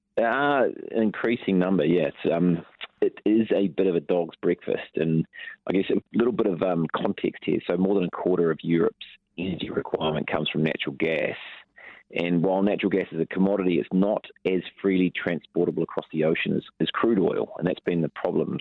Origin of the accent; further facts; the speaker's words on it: Taranaki, New Zealand; I'm from the Naki